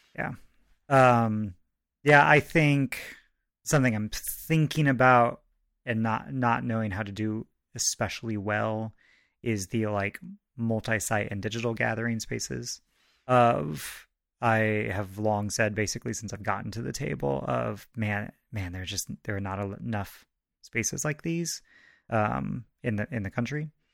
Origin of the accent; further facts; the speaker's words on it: Goshen, Indiana, United States; I grew up in Goshen, Indiana